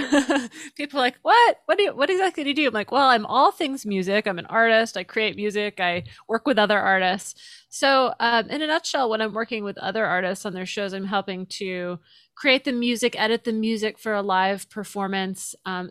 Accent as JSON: {"language": "English", "town": "Pensacola", "region": "Florida", "country": "United States", "tie": "born there", "said": "Yeah, so I was born in Pensacola, but I didn't live there very long. I was there for the first few years of my life."}